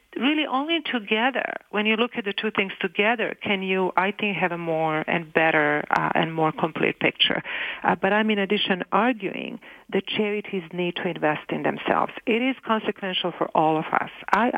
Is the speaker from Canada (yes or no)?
yes; Canada; I can have the services as a Canadian, and actually every Canadian can have access to the same services for free.